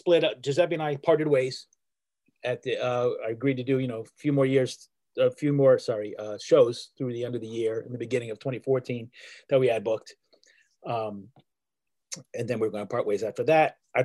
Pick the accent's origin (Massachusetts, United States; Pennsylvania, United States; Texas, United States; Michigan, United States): Pennsylvania, United States; Pittsburgh; I was born in 1971 in Pittsburgh, Pennsylvania